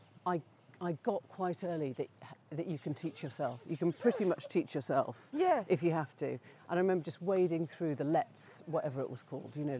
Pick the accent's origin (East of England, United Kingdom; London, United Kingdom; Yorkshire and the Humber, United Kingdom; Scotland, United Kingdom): Yorkshire and the Humber, United Kingdom; Sheffield; the middle school years in Sheffield